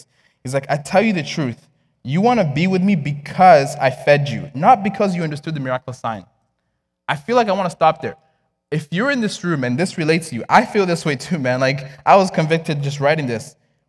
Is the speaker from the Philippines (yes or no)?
no; DR Congo; I was born and raised in Congo. And back then, like, we had family prayer every single night.